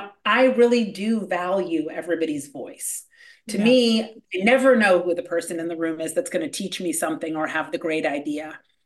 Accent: Hollywood, California, United States; For me, I grew up in Hollywood, so it was sort of a war of attrition.

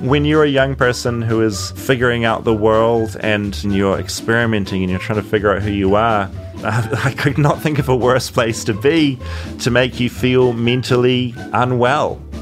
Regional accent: Tauranga, Bay of Plenty, New Zealand; ended up living in a town in New Zealand called Bethlehem

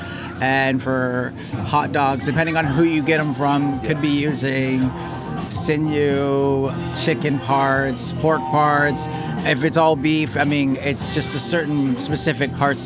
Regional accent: Tucson, Arizona, United States; I grew up around Tucson, Arizona

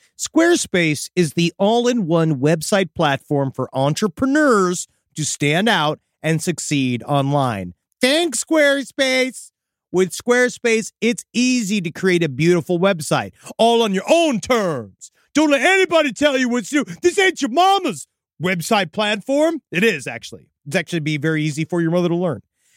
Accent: St. Louis, Missouri, United States; Because he knows me. I'm a city guy. I'm from St. Louis.

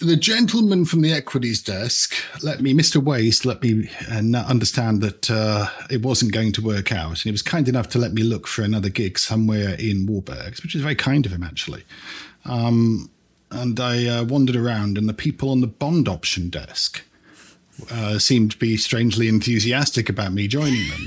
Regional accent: London, United Kingdom; also born or lived in British Guiana; I grew up in the UK.

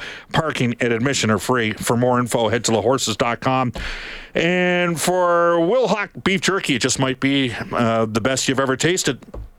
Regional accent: Edmonton, Alberta, Canada; born or raised there

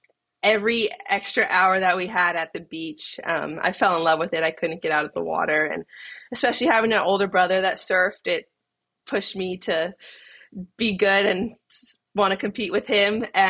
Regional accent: Kauai, Hawaii, United States; growing up on Kauai with my family, it was a dream.

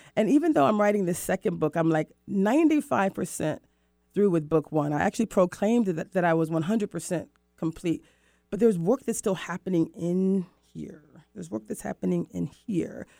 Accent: Florida, United States; now in Seattle, United States; Cocoa Beach, Florida my hometown, I'm in, I'm from Florida

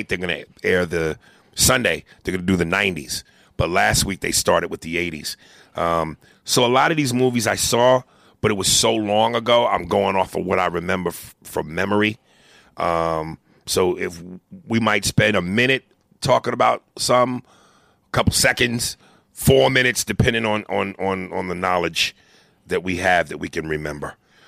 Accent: Brooklyn, New York, United States; born there; I was born in Brooklyn.

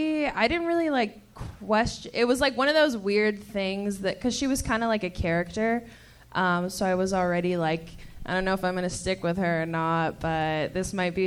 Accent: Long Beach, California, United States; Long Beach.

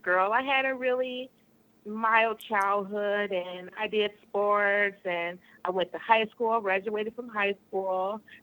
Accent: Michigan, United States; I'm from Michigan.

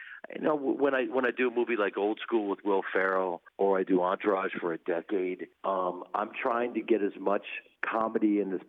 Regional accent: Chicago, Illinois, United States; moved away; I grew up in Chicago.

